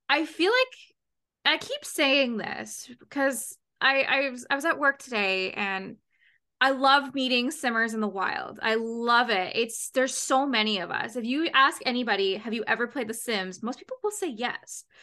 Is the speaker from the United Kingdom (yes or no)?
no; Canada; also born or lived in Ontario; I'm from Canada